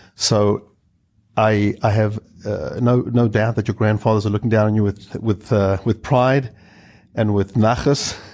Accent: South Africa; I hail from South Africa

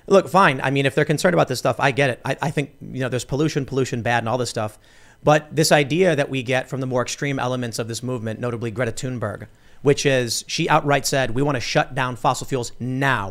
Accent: Chicago, Illinois, United States; I grew up in the city. I, I grew up in Chicago

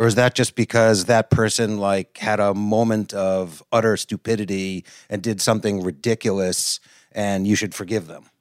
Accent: outside of Boston, Massachusetts, United States; also born or lived in New York; I live in Boston, Mass, and I grew up outside of Boston

